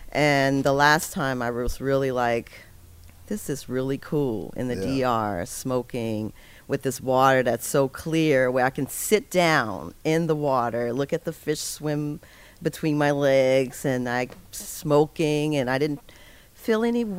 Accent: New Orleans, Louisiana, United States; I'm from New Orleans, so I'm used to everything being spicy.

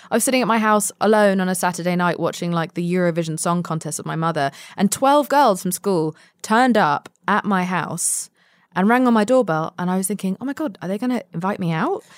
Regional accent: London, United Kingdom; moved away; also born or lived in Spain; I was born and raised mostly in London

